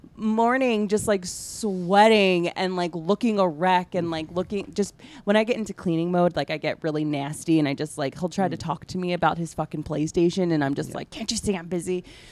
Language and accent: English; New Jersey, United States; I live in Central Jersey. Well, I'm from Central Jersey.